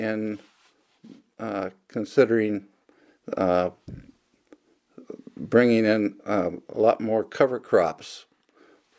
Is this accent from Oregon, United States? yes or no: yes; Oregon, United States; moved away as an adult; also born or lived in Texas / Riverside, California; now in Skagit Valley, United States; both of my wife and I grew up in Oregon